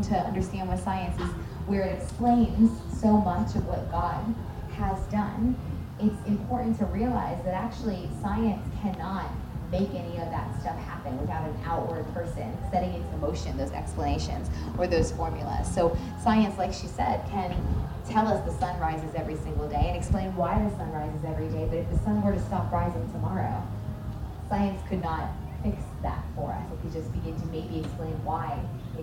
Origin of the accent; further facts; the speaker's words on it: Florida, United States; I grew up in Florida, so a lot of people speak Spanish